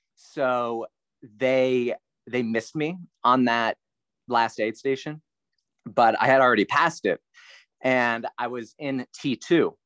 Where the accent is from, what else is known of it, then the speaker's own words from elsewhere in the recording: near Carlisle, South Central Pennsylvania, United States; I grew up in Pennsylvania, small town, outside of Carlisle, which is near Harrisburg, South Central Pennsylvania.